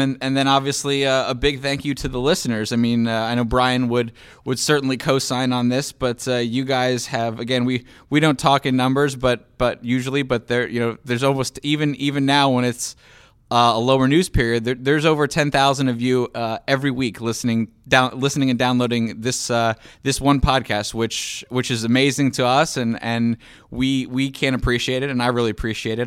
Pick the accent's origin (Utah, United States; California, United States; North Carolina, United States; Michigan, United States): North Carolina, United States; Charlotte; moved away; I grew up in Charlotte, North Carolina.